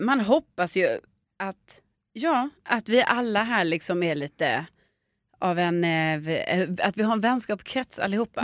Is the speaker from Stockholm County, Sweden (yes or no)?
yes; Stockholm, Stockholm County, Sweden; som barn i Stockholm